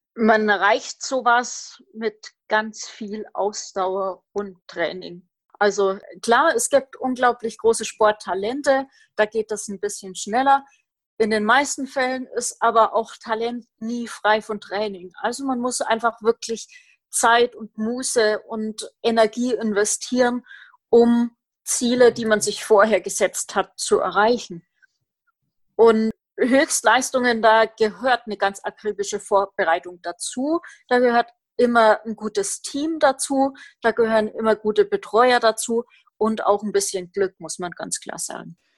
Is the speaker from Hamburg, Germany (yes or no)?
no; Roth, Bavaria, Germany; Ich komme aus Roth